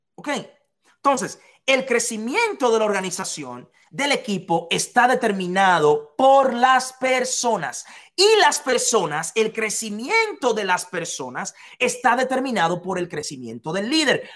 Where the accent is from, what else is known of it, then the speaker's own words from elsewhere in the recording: Dominican Republic; en un hotel de la República Dominicana que se llama Casa de Campo, yo trabajaba ahí, en Casa de Campo, en mi país, de donde soy